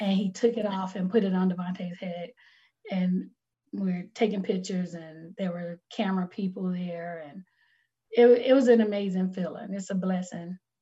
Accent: North Carolina, United States; I'm from North Carolina, so it's a different type of cold

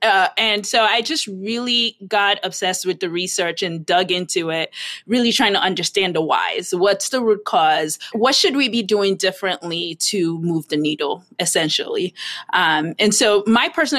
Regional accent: Nigeria; moved away; I grew up in Nigeria

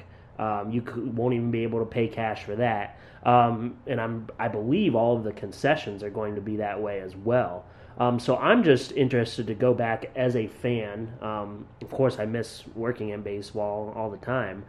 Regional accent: Williamsport, Pennsylvania, United States; I'm from Williamsport, Pennsylvania

